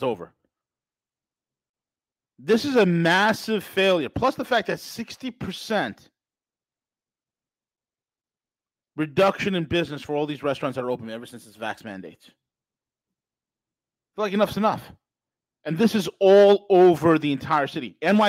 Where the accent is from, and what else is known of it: New York City, New York, United States